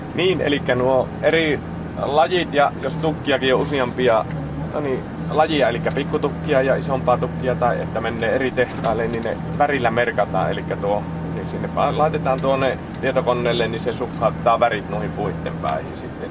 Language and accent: Finnish; Pudasjärvi, North Ostrobothnia, Finland; moved away as an adult; also born or lived in Taivalkoski; now in Kuopio, Finland; minä en ole Kiimingistä, mutta minä olen Pudasjärveltä